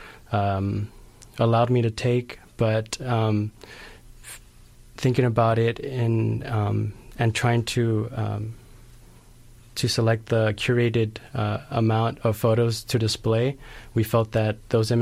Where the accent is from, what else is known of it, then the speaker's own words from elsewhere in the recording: Los Angeles, California, United States; moved away as an adult; now in Santa Cruz, United States; I grew up in South Central Los Angeles